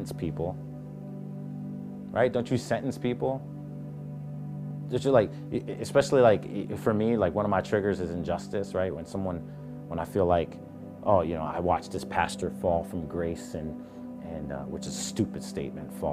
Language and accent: English; Puerto Rico; I'm a Puerto Rican